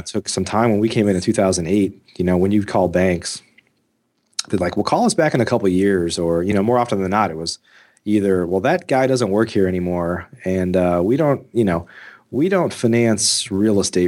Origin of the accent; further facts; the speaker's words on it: Midwest, United States; I grew up in the Midwest